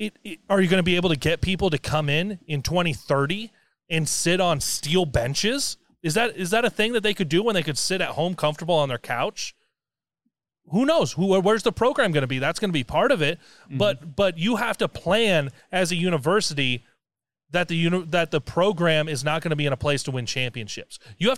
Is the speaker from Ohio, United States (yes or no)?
no; central Nebraska, United States; also born or lived in Iowa; I've had a lot of fun growing up in central Nebraska.